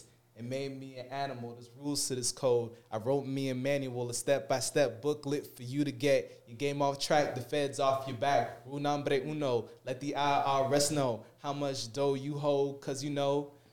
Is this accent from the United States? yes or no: yes; South Florida, United States; I'm originally from South Florida